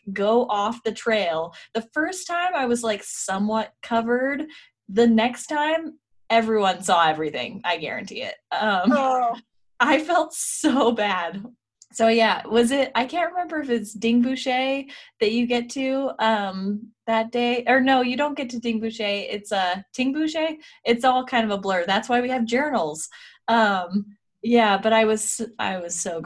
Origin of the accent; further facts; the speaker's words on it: Colorado, United States; now in Salt Lake City, United States; I grew up in Colorado as well, which was even a little bit higher than here in Salt Lake